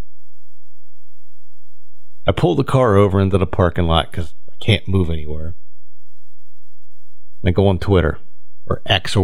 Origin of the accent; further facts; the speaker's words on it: Delran, New Jersey, United States; I grew up in Del Ran